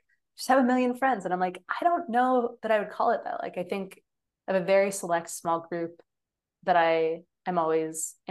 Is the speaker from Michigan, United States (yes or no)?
yes; Michigan, United States; growing up in Michigan, like I had no choice besides going to University of Michigan